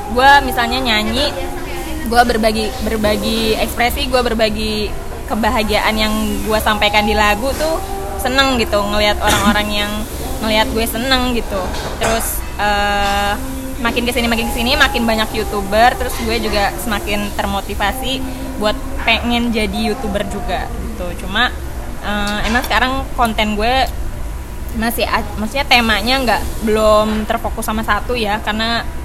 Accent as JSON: {"language": "Indonesian", "town": "Sumedang", "region": "West Java", "country": "Indonesia", "said": "asli aku dari Sumedang"}